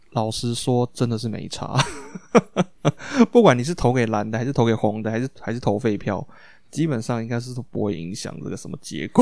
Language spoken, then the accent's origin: Chinese; Taiwan; now in United States; 我们身为台湾人